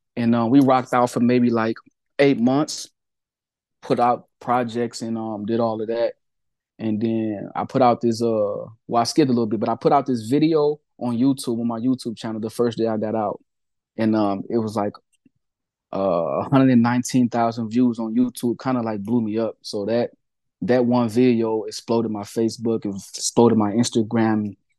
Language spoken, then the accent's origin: English; Peoria, Illinois, United States; Peoria, Illinois, my hometown